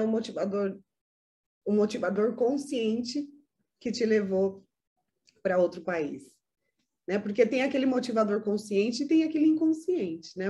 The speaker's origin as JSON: {"language": "Portuguese", "country": "Brazil", "tie": "born or raised there", "moved": "yes", "said": "meu país de origem, que é o Brasil"}